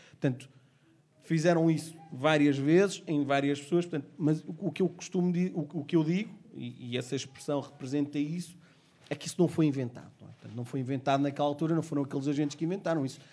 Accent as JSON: {"language": "Portuguese", "country": "Portugal", "tie": "born or raised there", "said": "Eu nasci cá, portanto, sou português, negro"}